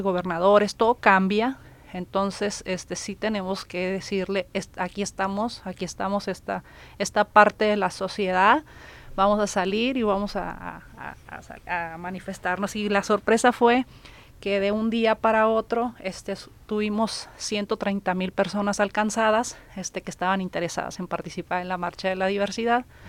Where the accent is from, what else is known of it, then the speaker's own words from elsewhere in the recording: Sinaloa, Mexico; now in Nuevo León, Mexico; yo no estaba aquí en Nuevo León, creo que iba llegando, yo soy de Sinaloa